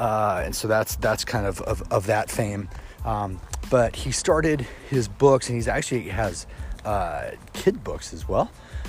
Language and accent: English; Kansas City, Missouri, United States; I was raised in Kansas City, Missouri. And so I claim Kansas City as home.